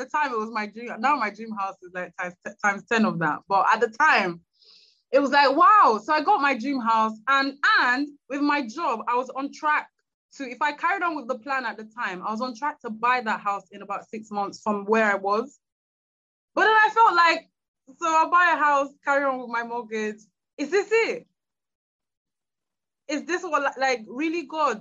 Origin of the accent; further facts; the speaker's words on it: Nigeria; moved away; to move back to Nigeria. I'm Nigerian